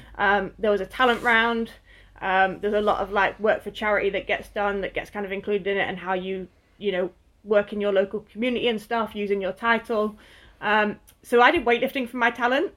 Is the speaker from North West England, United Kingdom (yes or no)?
yes; Lancashire, North West England, United Kingdom; I grew up in the northwest, so I grew up in Lancashire